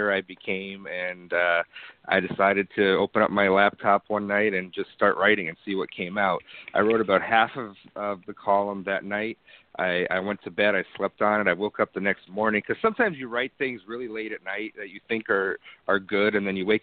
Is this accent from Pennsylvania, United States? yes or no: yes; northeastern Pennsylvania, United States; now in Chicago, United States; the thin crust East Coast style pizza I grew up on back in northeastern Pennsylvania